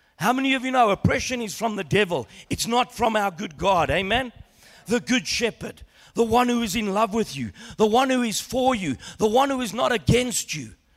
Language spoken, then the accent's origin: English; Australia; growing up in Australia as a young boy